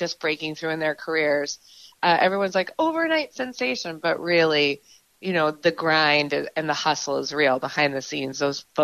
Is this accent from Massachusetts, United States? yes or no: yes; Marion, Massachusetts, United States; growing up in Marion, it's a great, great way to grow up